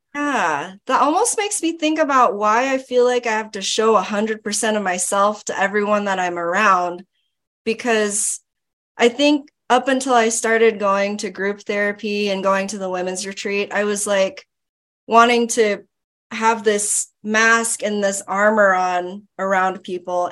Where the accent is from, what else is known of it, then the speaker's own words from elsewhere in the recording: Florida, United States; I grew up in Florida. Um, my parents are Filipino